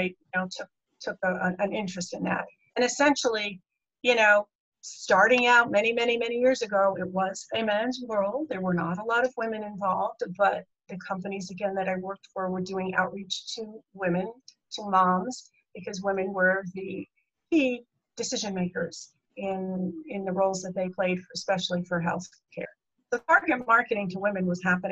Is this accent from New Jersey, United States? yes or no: yes; New Jersey, United States; moved away; also born or lived in California; I am from New Jersey originally, my roots.